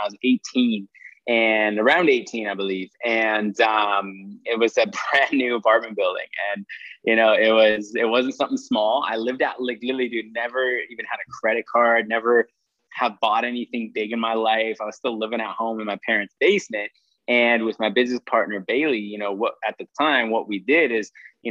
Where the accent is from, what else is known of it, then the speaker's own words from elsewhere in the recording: Saskatchewan, Canada; now in Calgary, Canada; I'm a real estate entrepreneur originally from Saskatchewan, Canada